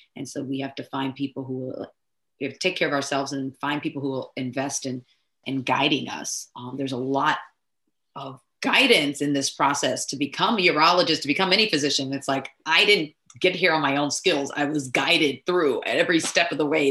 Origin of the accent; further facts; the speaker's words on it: Nigeria; I'm Nigerian